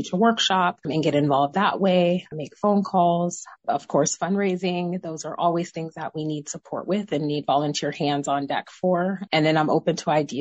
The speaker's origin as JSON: {"language": "English", "town": "Tacoma", "region": "Washington", "country": "United States", "also_born_or_lived": "Federal Way", "said": "I'm from Tacoma"}